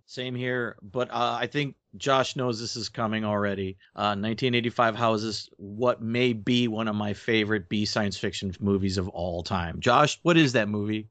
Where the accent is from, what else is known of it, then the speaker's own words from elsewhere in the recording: Alpena, Michigan, United States; where I grew up here in Alpena